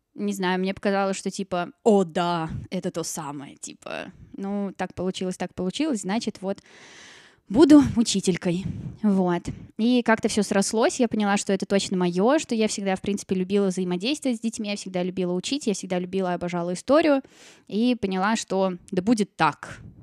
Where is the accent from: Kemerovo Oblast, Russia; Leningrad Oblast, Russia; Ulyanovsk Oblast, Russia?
Ulyanovsk Oblast, Russia; Ulyanovsk; also born or lived in Saint Petersburg; now in Moscow, Russia; я родилась в Ульяновске